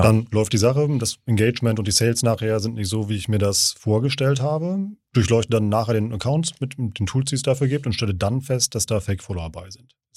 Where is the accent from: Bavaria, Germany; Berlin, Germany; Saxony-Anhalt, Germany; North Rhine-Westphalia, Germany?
North Rhine-Westphalia, Germany; Siegerland; ich bin Siegerländer